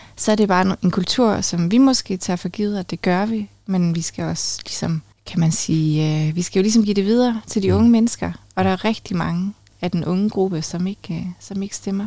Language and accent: Danish; Funen, Southern Denmark, Denmark; now in Aalborg, Denmark; jeg er jo faktisk vokset op på Fyn